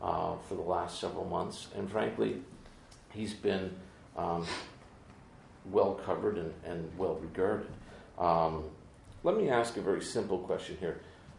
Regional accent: Canada; moved away as an adult; now in United States; I'm a Canadian, but I live in the United States for the last 30 years

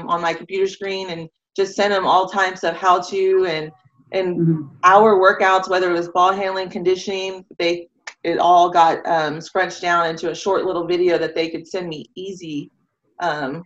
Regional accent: San Antonio, Texas, United States; I'm from San Antonio, born and raised, grew up in all of Northeast

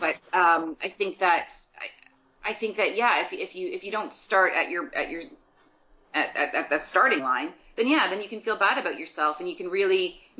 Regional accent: Guelph, Ontario, Canada; now in Toronto, Canada; I'm from Guelph, Ontario

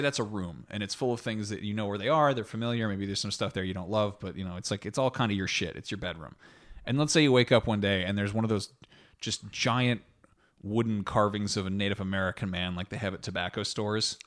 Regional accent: France; I was born in France

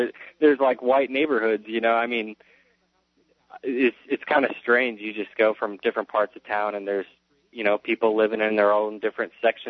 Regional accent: South Dakota, United States; now in Arizona, United States; I myself am not a native Arizona. I come from the Great Plains of South Dakota

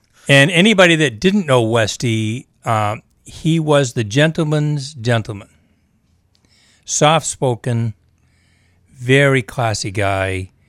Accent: Maine, United States; I'm a kid from Maine. I went to Brewer High School. I only went to high school there, though. I didn't grow up there. We moved quite a few times.

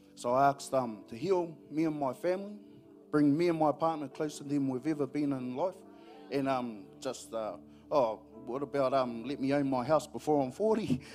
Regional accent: New Zealand; I'm from Pairo, LNP country

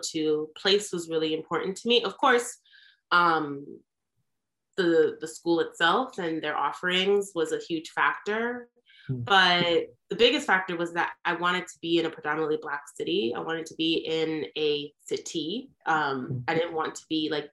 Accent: White Plains, New York, United States; moved away as an adult; also born or lived in New Jersey; now in Baltimore, United States; So I was born in New Jersey and then I grew up in Westchester County, New York. So White Plains

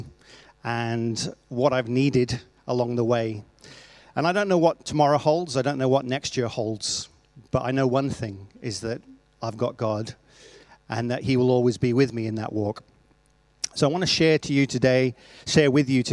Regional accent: Wales, United Kingdom; moved away as an adult; now in Australia; I come from Wales

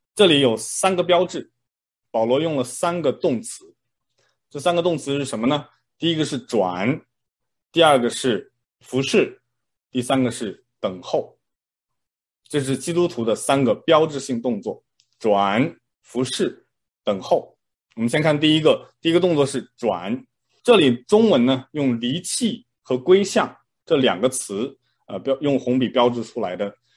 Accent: China; moved away; 我小时候在国内的时候呢

